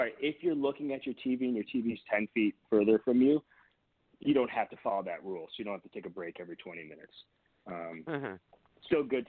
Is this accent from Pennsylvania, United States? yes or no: no; near Detroit, Michigan, United States; also born or lived in Boston, Massachusetts; now in California, United States; I grew up in Michigan